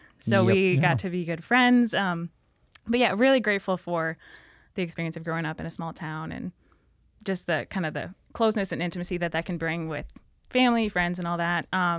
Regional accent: Minnesota, United States; So Northern Minnesota.

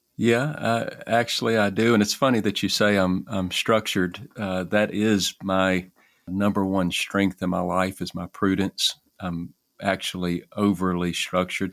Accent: Alexandria, Louisiana, United States; I am from Alexandria, Louisiana, in the United States

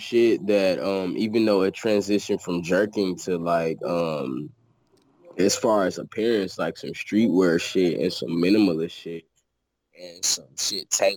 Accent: St. Louis, Missouri, United States; moved away; I'm from St. Louis

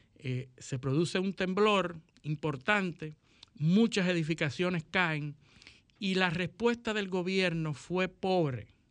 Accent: Dominican Republic; los que somos liceístas y dominicanos

